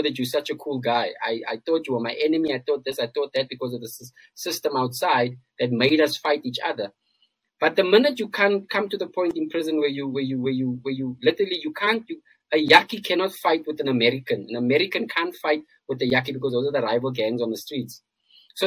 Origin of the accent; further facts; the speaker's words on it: South Africa; as South Africans, we live in this bubble. And I'm speaking from a point of being a South African myself.